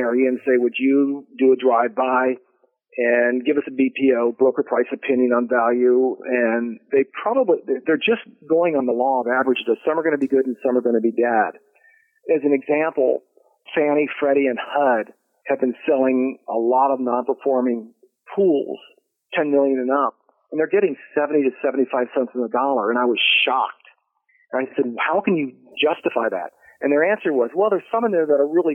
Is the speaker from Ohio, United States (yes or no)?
yes; Cincinnati, Ohio, United States; I grew up in Bridgetown